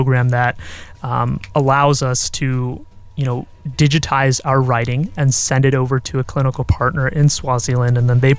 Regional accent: Bay Area, California, United States; moved away as an adult; also born or lived in Virginia; now in Irvine, United States; I'm originally from the Bay Area, and I went to college in Virginia

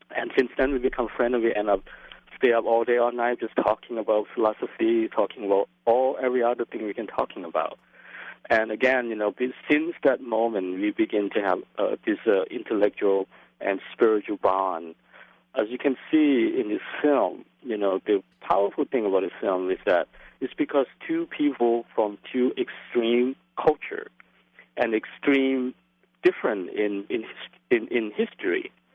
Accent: Laos; also born or lived in Brooklyn, New York; now in New York City, United States; I came from Laos

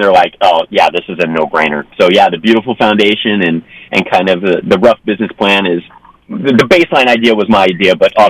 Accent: Ventura, California, United States; I was born and raised in Ventura, California. So just a little bit south of Santa Barbara.

